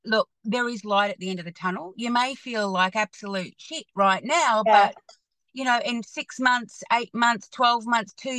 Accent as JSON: {"language": "English", "town": "Hamilton", "region": "Waikato", "country": "New Zealand", "tie": "born or raised there", "moved": "yes", "lives_now": "Australia", "said": "I actually grew up in Hamilton"}